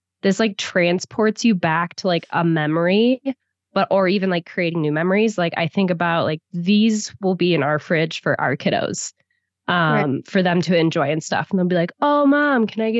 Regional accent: Wisconsin, United States; moved away; I'm from Wisconsin originally. So like very wholesome, like small town

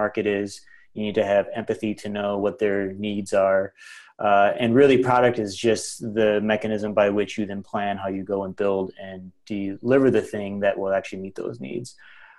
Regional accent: northern Wisconsin, United States; also born or lived in Milwaukee; I grew up in northern Wisconsin. So I'm just an all shucks farm boy

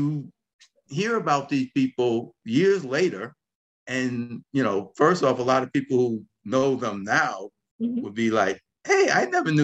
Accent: New York City, New York, United States; growing up in the South Bronx

